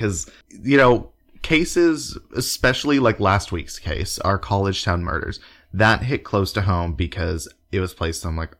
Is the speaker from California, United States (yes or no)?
no; Oklahoma City, Oklahoma, United States; I grew up in Oklahoma City Metro and have always lived, you know, in suburbs or cities.